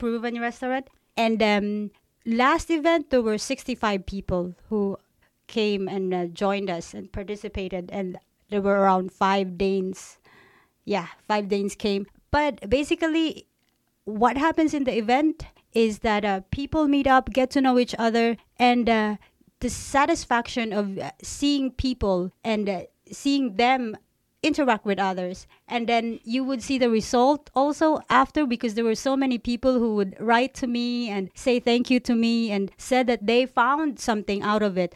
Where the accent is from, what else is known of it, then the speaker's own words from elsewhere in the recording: Philippines; also born or lived in China; now in Aarhus, Denmark; I grew up in the Philippines